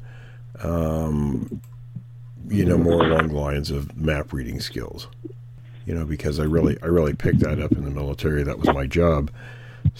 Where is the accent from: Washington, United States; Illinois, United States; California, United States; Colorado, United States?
Washington, United States; moved away; I was born and raised in Washington, so I lived there a total of 50 years